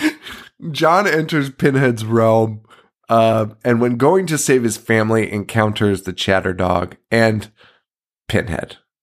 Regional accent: Connecticut, United States; we're from Connecticut.

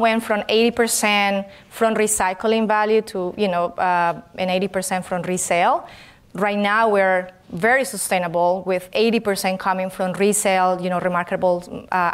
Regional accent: Colombia; English is a second language; moved away as an adult; now in California, United States; I'm originally from Colombia, and I came to this country to learn English

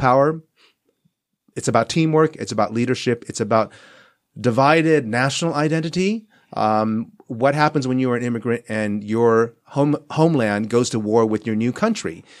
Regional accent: Southern California, United States; also born or lived in Taiwan; I spent my childhood here in California, Southern California, went back east for s, uh, boarding school and, and, uh, college, and came back for law school and never left

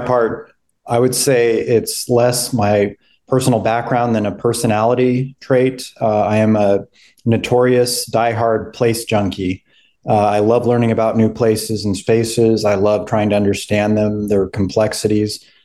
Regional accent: Albuquerque, New Mexico, United States; moved away as an adult; also born or lived in Ohio; now in Charleston, United States; I come from Albuquerque, New Mexico, uh, where I was born and raised

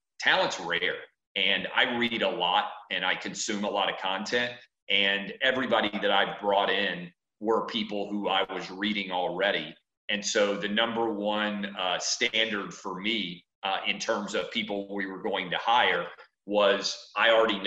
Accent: Nashville, Tennessee, United States; moved away as an adult; also born or lived in Washington, D.C.; as a kid growing up in Nashville

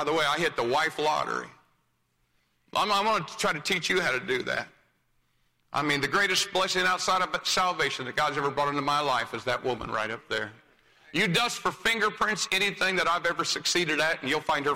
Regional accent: Greencastle, Indiana, United States; I was born in Greencastle, Indiana

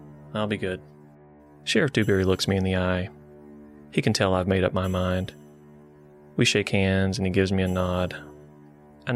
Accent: Savannah, Georgia, United States; my hometown Crime Expo, the Savannah Crime Expo

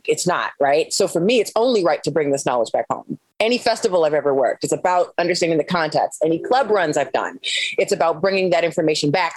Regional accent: Maryland, United States; moved away as an adult; I'm from Maryland

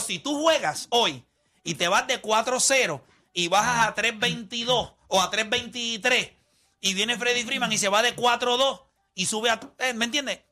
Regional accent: Puerto Rico; uno como puertorriqueño

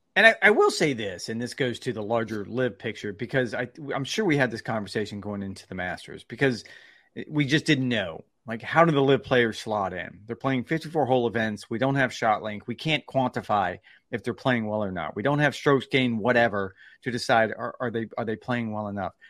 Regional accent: Titusville, Florida, United States; moved away; I'm, I'm from a little tiny town in Florida called Titusville, Florida. And I loved growing up in Titusville, Florida

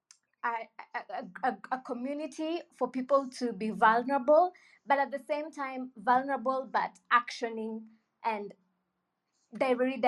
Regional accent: Kenya; I'm from Africa, Kenya in particular.

